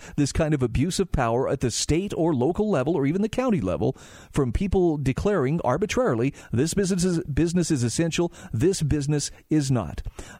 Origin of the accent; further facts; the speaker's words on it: Utah, United States; here in my home state of Utah